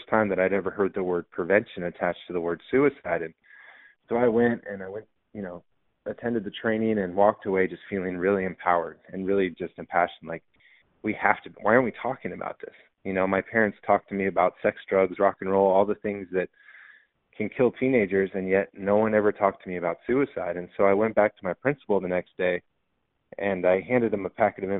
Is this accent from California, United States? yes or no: yes; San Diego, California, United States; I grew up in San Diego